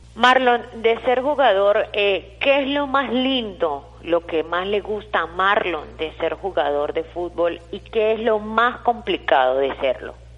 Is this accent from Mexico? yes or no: no; Táchira, Venezuela; los tachirenses